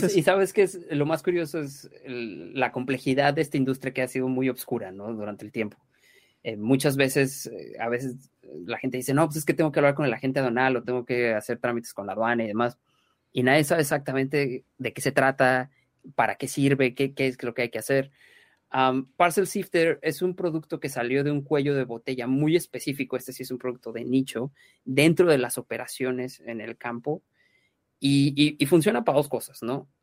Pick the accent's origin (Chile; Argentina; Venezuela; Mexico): Mexico; now in London, United Kingdom; Los dos fundadores somos mexicanos